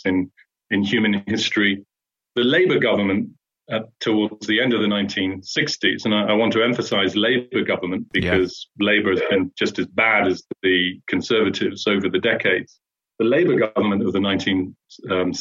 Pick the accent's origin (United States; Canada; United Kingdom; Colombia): United Kingdom; as a British citizen